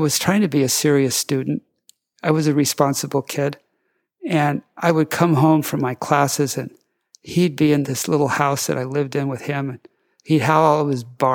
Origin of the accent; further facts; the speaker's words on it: California, United States; also born or lived in Hawaii; I was from California, and I'd only been in Hawaii for less than a year